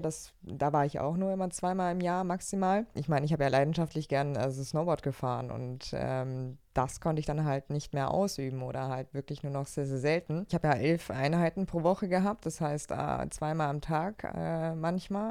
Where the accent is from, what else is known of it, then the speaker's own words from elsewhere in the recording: Allgäu, Bavaria, Germany; now in Leverkusen, Germany; ich komme ja aus dem Allgäu, also ich bin im, Au ja. im Allgäu aufgewachsen